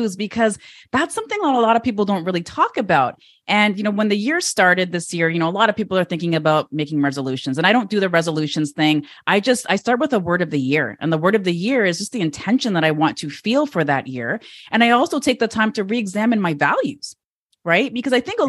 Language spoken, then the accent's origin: English; Toronto, Ontario, Canada; my hometown of Toronto